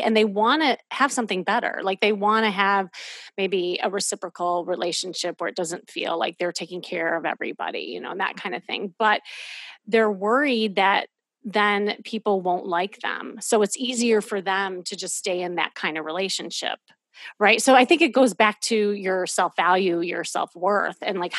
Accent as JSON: {"language": "English", "region": "Midwest", "country": "United States", "tie": "born or raised there", "moved": "yes", "lives_now": "Los Angeles, United States", "said": "growing up in the Midwest"}